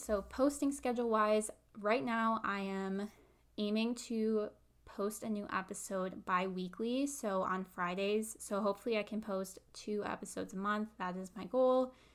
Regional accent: Midwest, United States; I live in the Midwest. I've lived here my whole life, um, never lived anywhere else

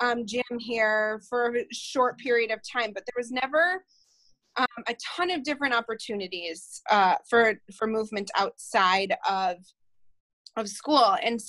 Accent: Sauk Prairie, Wisconsin, United States; I grew up here in Sauk Prairie, born and raised

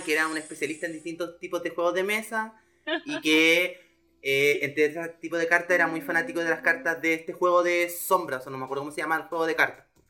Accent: Curicó, Maule, Chile; me huevé por curicano

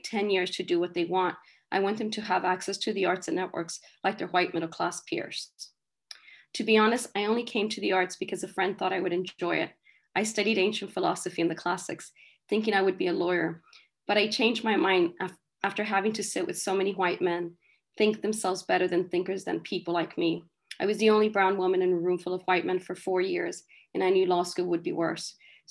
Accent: northern Mexico, Mexico; moved away; we are desert people from Northern Mexico

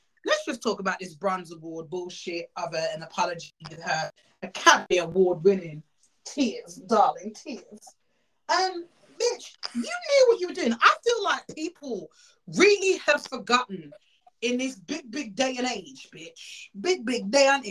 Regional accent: Jamaica; growing up, as you know, we're Jamaican.

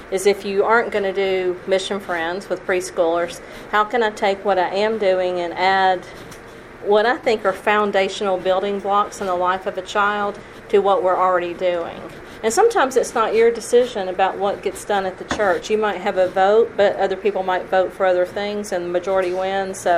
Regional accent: Tennessee, United States; also born or lived in Kentucky / Alabama; I was raised in churches in Tennessee and Kentucky and Alabama.

